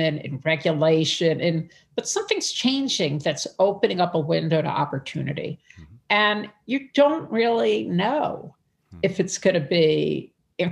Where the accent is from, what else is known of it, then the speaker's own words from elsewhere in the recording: New York City, New York, United States; I'm from Brooklyn. I'm one of five kids. So I grew up in a whole different, my dad was a pharmacist